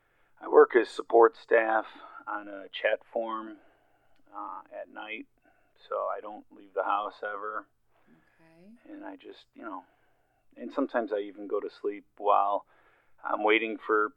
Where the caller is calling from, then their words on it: South Dakota, United States; I'm from South Dakota.